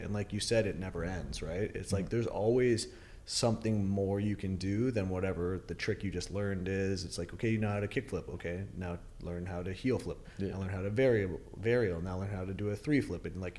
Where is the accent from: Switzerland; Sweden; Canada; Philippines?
Canada; moved away as an adult; now in Miami, United States; Like, I grew up in Canada playing hockey.